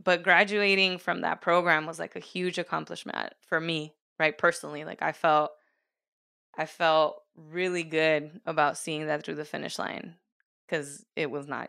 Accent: California, United States; I'm originally from the Bay Area. My family moved to SoCal.

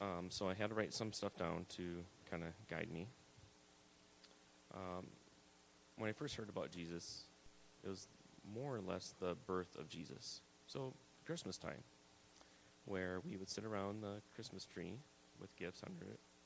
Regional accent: South Dakota, United States; moved away; I grew up in South Dakota.

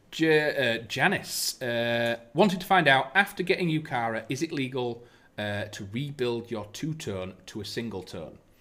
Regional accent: United Kingdom; as British people are

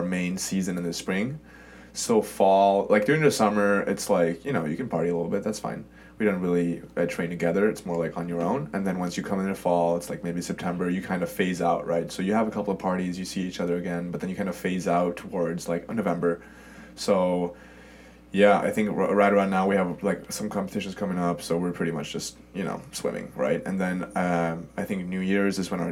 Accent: Sweden; moved away as an adult; also born or lived in Germany / Stockholm, Sweden; now in United States; I grew up in Sweden, and I therefore consider myself Swedish

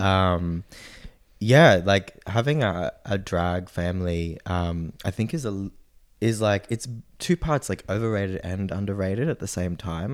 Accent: Noosa, Queensland, Australia; born or raised there; also born or lived in Sydney, Australia; now in Brisbane, Australia

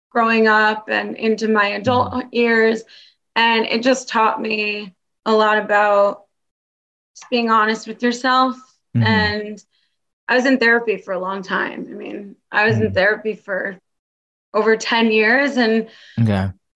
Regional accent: New York City, New York, United States; moved away as an adult; also born or lived in Florida; now in Miami, United States; I'm actually originally from New York City

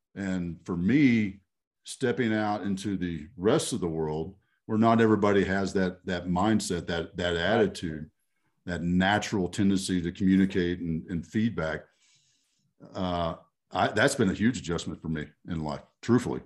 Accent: Texas, United States; I, I grew up in Texas

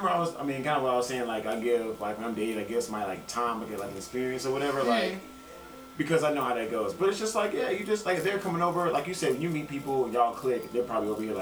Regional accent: the South, United States; We're from the South, too, so I definitely get that part.

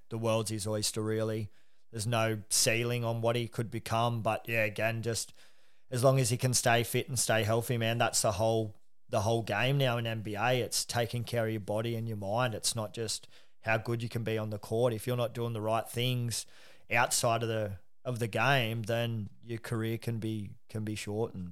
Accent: Australia; being an Aussie

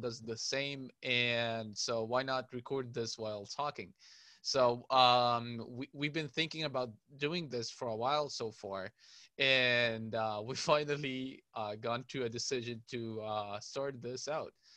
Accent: Cairo, Cairo Governorate, Egypt; I'm from Cairo, Egypt

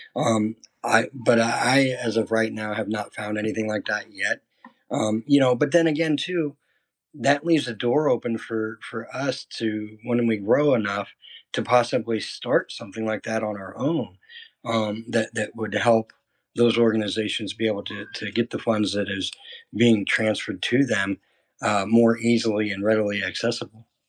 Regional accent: Iowa, United States; moved away as an adult; Originally, I'm from a small town in Iowa

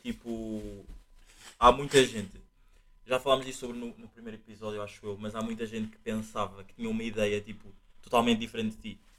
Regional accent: Angola; now in Portugal; nós sendo, tipo, sendo angolano

